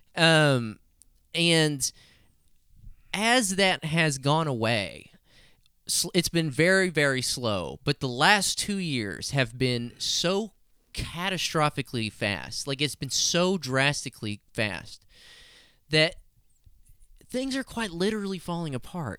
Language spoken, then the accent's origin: English; Hobbs, New Mexico, United States; I'm from Hobbs, New Mexico